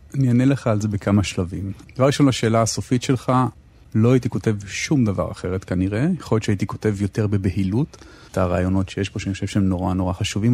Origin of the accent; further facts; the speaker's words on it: Tel Aviv, Tel Aviv District, Israel; אני גדלתי כל חיי בתל אביב